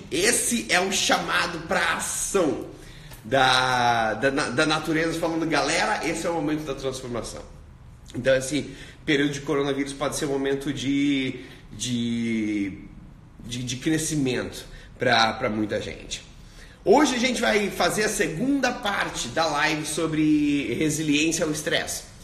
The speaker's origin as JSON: {"language": "Portuguese", "region": "South Region", "country": "Brazil", "lives_now": "Australia", "said": "É, eu sou do sul do Brasil, mas está tá morando na Austrália."}